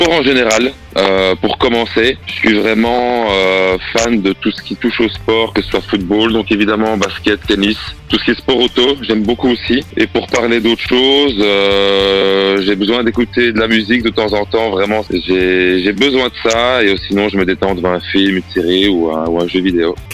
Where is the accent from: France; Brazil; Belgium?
Belgium; Liège region, Wallonia; j'ai 38 ans. Je viens de Belgique. Et tu viens d'où en Belgique Alors, je viens de la région de Liège.